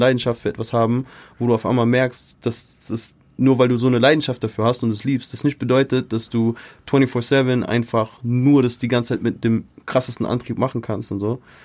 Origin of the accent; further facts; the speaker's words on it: United States; now in Germany; ist auch meine Kindheit einfach so in Amerika